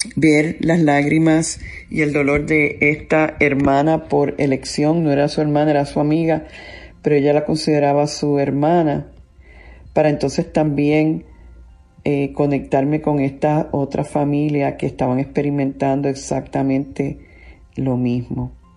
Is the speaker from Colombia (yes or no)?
no; Puerto Rico; yo soy una mujer, soy una puertorriqueña, soy una ministro, soy madre